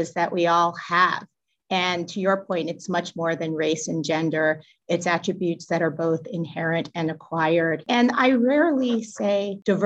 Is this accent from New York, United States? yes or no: yes; New York City, New York, United States; I'm a native New Yorker, born and bred in Brooklyn